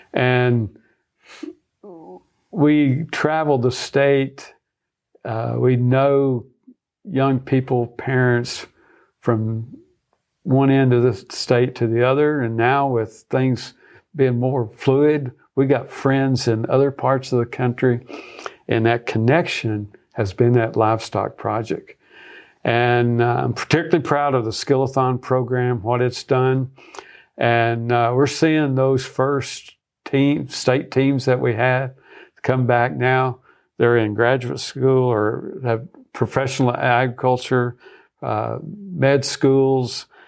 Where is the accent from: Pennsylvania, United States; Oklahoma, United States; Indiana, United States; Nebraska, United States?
Nebraska, United States; we moved back here where I was from Nebraska, where I was on staff at the University of Nebraska.